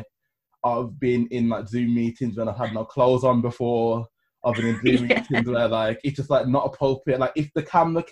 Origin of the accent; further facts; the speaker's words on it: Birmingham, West Midlands, United Kingdom; also born or lived in Streatham, London; now in London, United Kingdom; I'm not from London. You can probably hear, I'm from Birmingham.